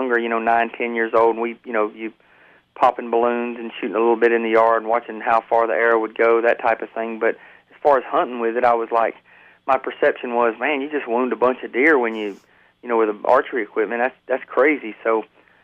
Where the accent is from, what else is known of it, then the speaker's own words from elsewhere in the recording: Georgia, United States; also born or lived in Dayton, Ohio; I was born in Dayton, Ohio, and my father was a fireman, and we moved to Georgia when I was about 6 years old, but basically, I've been in Georgia my whole life